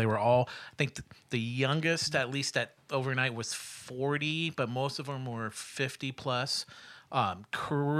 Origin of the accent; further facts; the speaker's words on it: Midwest, United States; moved away as an adult; also born or lived in Springfield, Missouri; I'm a Midwesterner